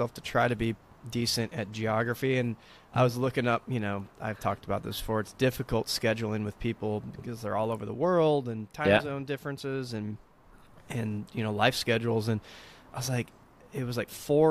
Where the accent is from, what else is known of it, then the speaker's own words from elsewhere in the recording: United States; also born or lived in Southern California; growing up in America